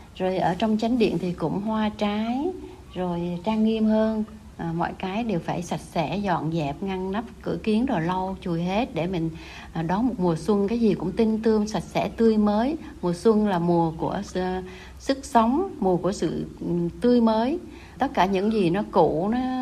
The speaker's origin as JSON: {"language": "Vietnamese", "country": "Vietnam", "moved": "yes", "lives_now": "Melbourne, Australia", "said": "nhớ đến những ngày mình còn sống ở quê hương nhưng mà tại cái quê hương thứ hai nơi mình đang sống"}